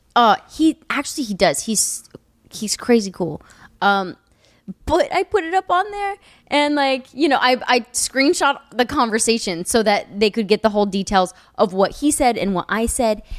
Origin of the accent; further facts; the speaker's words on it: Kansas, United States; moved away; also born or lived in Lawrence, Kansas; I'm from Kansas. Anything past Missouri is east.